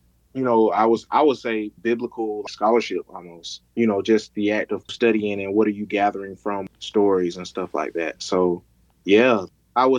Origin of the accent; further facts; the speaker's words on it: Columbus, Georgia, United States; now in Atlanta, United States; I grew up in Columbus, Georgia, born and raised.